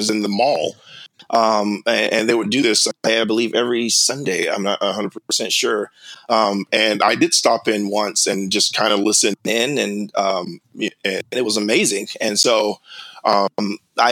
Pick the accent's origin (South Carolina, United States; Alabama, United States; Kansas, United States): South Carolina, United States; moved away; I grew up in South Carolina